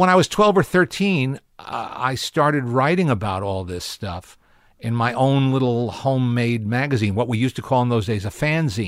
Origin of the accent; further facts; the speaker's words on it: Teaneck, New Jersey, United States; also born or lived in Manhattan, New York; North Jersey, Teaneck.